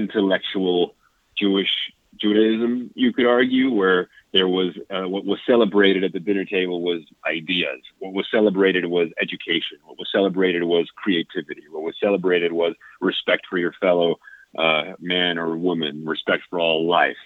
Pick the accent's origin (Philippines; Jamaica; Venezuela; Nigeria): Venezuela; moved away; I grew up in South America, in Venezuela